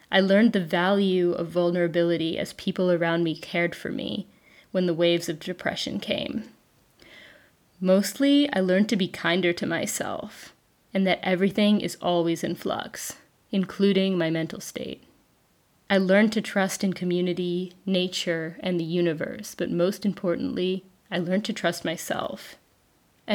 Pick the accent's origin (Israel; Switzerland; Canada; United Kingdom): Switzerland; moved away as an adult; Growing up in Switzerland, I'd known about permaculture since high school